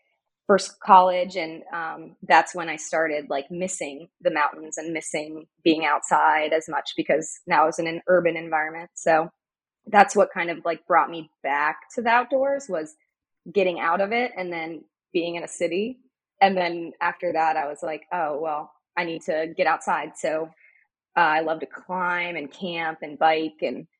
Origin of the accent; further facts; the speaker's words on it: Crozet, Virginia, United States; also born or lived in Texas; now in Richmond, United States; I was born in Texas, so moved to Virginia when I was 9.